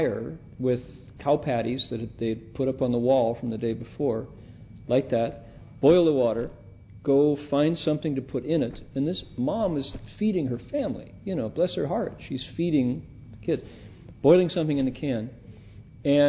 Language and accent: English; Toledo, Ohio, United States; I grew up in Midwestern, Northwestern Ohio, middle class kid in Northwestern, hard scrabble Toledo, Ohio